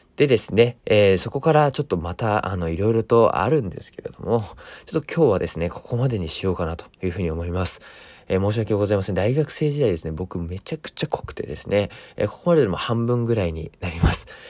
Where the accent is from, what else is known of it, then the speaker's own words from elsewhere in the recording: Fukushima, Japan; moved away as an adult; 僕自身は福島出身の学生だった